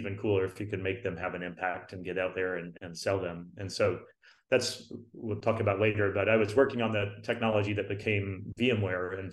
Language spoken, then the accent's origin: English; Dallas, Texas, United States; also born or lived in Louisiana; I was born in Louisiana, with not a lot of Silicon Valley people from there. But I grew up mostly in Dallas